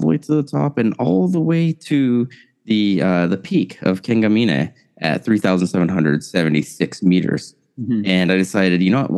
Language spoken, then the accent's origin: English; Los Angeles, California, United States; moved away as an adult; now in Tokyo, Japan; I'm originally from the United States, specifically Los Angeles, California, and I moved out here to Japan, where I've been based for the past 11 years